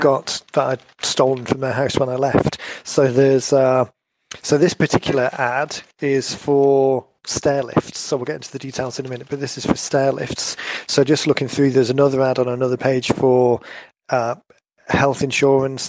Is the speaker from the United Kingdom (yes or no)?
yes; North Wales, United Kingdom; where I grew up in in North Wales